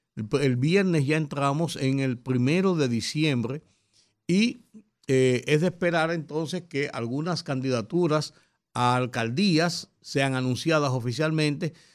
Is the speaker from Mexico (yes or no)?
no; Dominican Republic; como buenos dominicanos